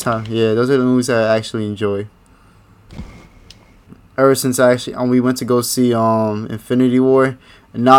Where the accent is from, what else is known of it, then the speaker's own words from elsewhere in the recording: New York, United States; We're from New York